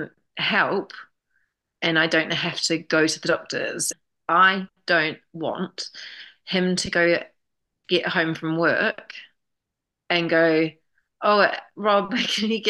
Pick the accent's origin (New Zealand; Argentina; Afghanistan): New Zealand; moved away as an adult; now in London, United Kingdom; I'm from New Zealand